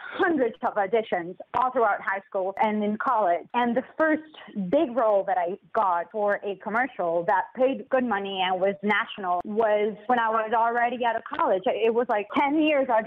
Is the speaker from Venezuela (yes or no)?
yes; Venezuela; moved away as an adult; also born or lived in Bogota, Colombia; I was born and raised in Venezuela